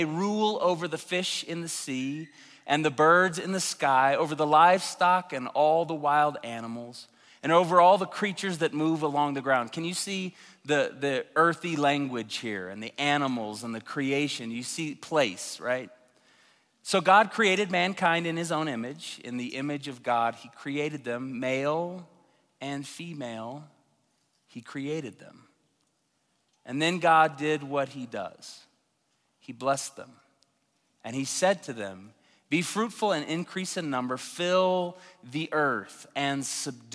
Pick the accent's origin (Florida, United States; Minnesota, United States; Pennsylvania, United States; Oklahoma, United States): Oklahoma, United States; Tulsa; moved away as an adult; I'm from Tulsa. His mom was my piano teacher when I was 10 years old